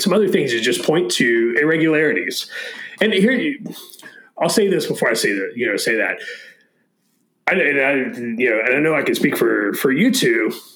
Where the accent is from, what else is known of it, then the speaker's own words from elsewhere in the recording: Florida, United States; moved away; my home state of, of Florida